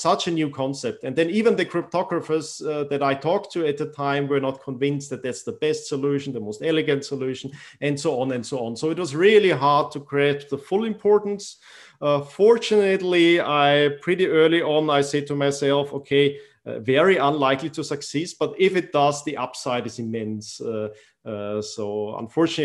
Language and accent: English; Austria; also born or lived in Iran; growing up in Austria